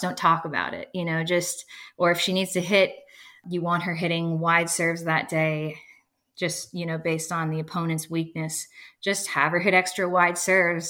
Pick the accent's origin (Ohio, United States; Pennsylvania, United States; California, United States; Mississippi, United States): Pennsylvania, United States; Erie; now in Bradenton, United States; growing up in Erie, Pennsylvania